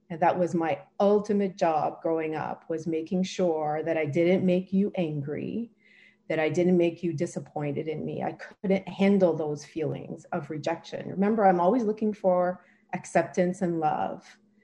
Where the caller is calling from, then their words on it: Port Hope, Ontario, Canada; I'm zooming in from Port Hope, Ontario, Canada.